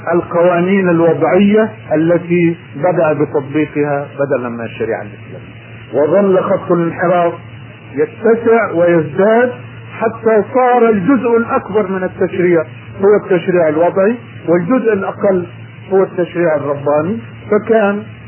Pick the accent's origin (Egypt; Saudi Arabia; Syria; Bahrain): Egypt; في بلدنا